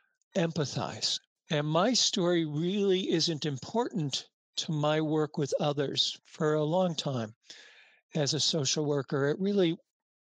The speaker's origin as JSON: {"language": "English", "country": "United States", "also_born_or_lived": "New York", "said": "as an American in New York"}